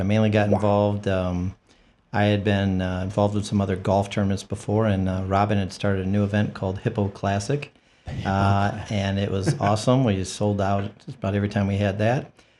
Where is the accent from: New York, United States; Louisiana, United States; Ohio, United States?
Ohio, United States; Toledo; I grew up in Toledo, and we used to go to the Toledo ZOO as a family.